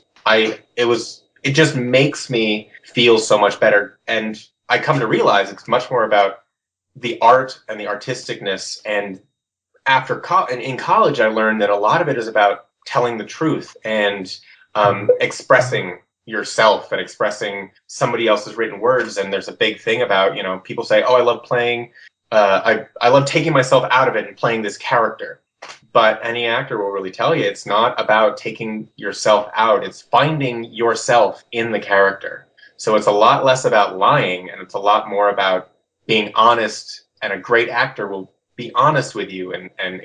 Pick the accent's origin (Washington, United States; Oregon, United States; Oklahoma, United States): Washington, United States; Seattle; I grew up in Seattle